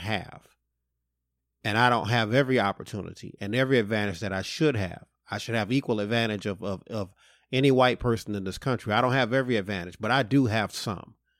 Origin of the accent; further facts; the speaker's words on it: Detroit, Michigan, United States; I'm from Detroit